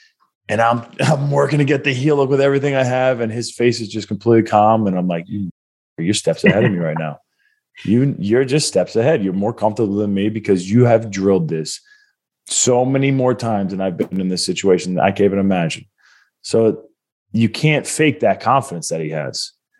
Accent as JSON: {"language": "English", "town": "Baldwin", "region": "New York", "country": "United States", "said": "born and raised in Long Island, New York, in a small town called Baldwin. Happens to be the same town that I'm from."}